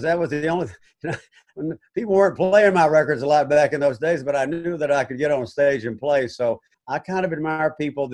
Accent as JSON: {"language": "English", "region": "northern Gulf Coast", "country": "United States", "tie": "born or raised there", "said": "growing up on the Gulf of Mexico on the northern edge, there was always Caribbean influence"}